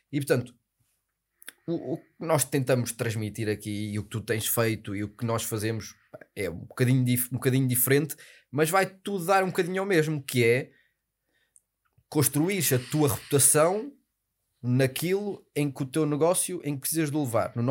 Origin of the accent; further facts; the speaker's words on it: Porto, Norte, Portugal; Mas sabes que eu sou do Porto, não é?